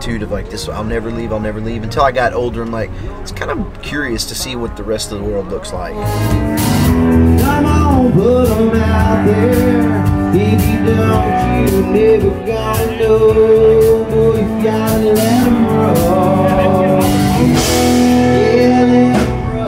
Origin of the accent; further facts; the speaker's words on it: Maypearl, Texas, United States; I grew up in Maypearl, Texas, and it's a really, really, really small town